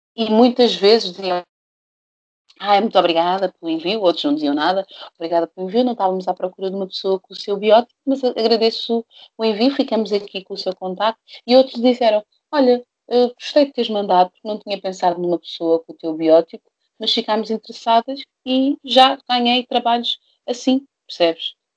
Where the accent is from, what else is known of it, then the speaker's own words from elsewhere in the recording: Portugal; Eu nasci em Portugal, sou hum. negra, sou preta